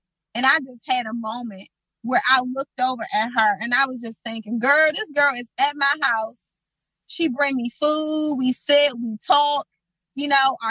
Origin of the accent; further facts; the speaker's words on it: Washington, District of Columbia, United States; I grew up on Kennedy Street